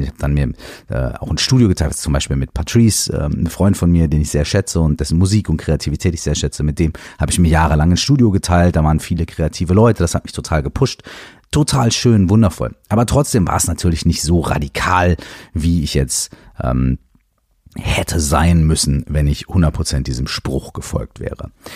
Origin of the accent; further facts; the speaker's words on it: Minden, North Rhine-Westphalia, Germany; moved away as an adult; Ich habe damals in Minden gewohnt. Ähm, Minden ist meine Heimatstadt